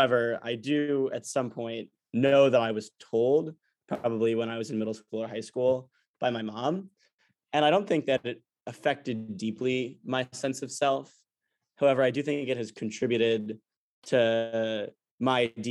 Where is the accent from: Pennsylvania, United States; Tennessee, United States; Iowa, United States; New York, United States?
New York, United States; New York City; also born or lived in Atlanta, Georgia; I'm from New York City, born in Atlanta, Georgia.